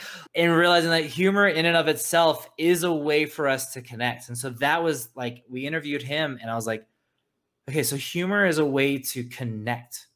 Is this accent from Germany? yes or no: no; South Africa; now in United States; I'm originally from South Africa, a, an immigrant. And when we came to America, we had no money at all.